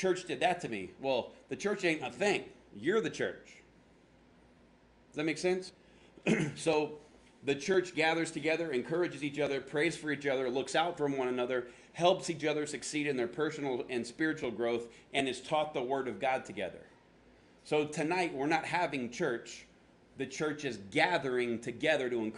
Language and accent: English; Florida, United States; now in Phoenix, United States; I'm from Florida